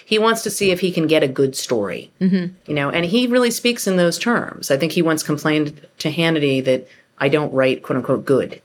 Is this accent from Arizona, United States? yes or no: no; New York, United States; I'm from New York and I worked at tabloids